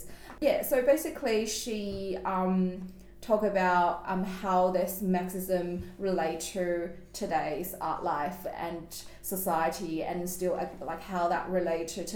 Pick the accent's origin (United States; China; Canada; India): China; now in Australia; I grew up in China